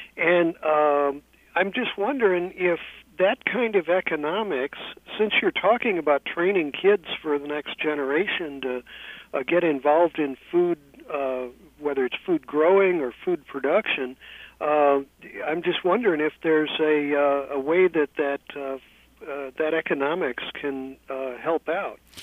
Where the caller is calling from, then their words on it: San Francisco, California, United States; I'm calling you from San Francisco